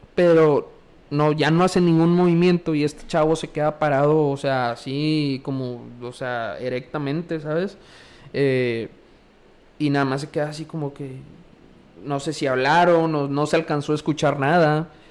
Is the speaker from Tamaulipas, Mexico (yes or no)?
yes; Valle Hermoso, Tamaulipas, Mexico; moved away as an adult; also born or lived in Matamoros; yo soy de Hermoso